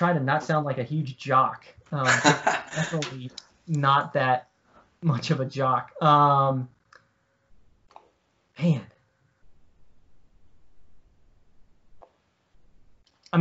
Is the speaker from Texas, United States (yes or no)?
no; Virginia, United States; I grew up in Virginia